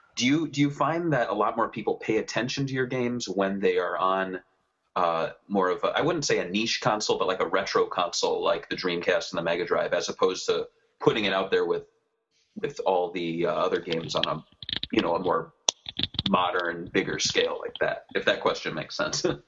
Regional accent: Midwest, United States; I'm from the Midwest

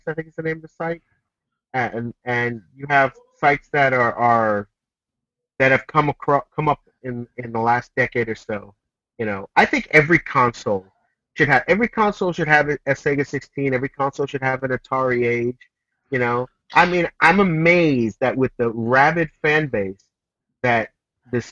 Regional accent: United States; I grew up in the U.S. I'm an American.

